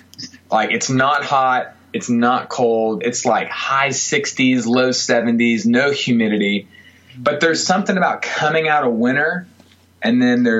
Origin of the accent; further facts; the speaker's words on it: the South, United States; I mean, I know I'm from the South, and I know there's rednecks everywhere, but it's wheelbarrow, not wheelbarrow.